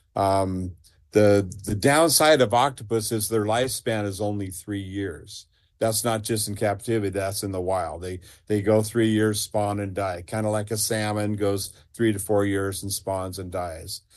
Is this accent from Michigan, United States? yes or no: no; Seaside, Oregon, United States; I grew up in Seaside